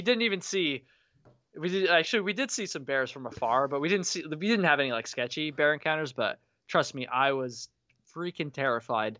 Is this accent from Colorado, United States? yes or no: no; Vermont, United States; grew up in Vermont, but my parents moved from Vermont to South Carolina